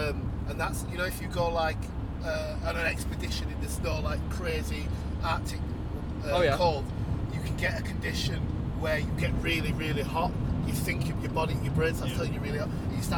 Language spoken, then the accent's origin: English; North East England, United Kingdom; I'm a Geordie.